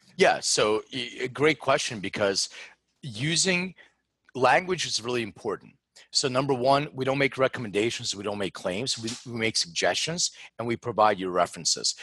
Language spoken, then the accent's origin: English; Philadelphia, Pennsylvania, United States; moved away; I'm from Philadelphia originally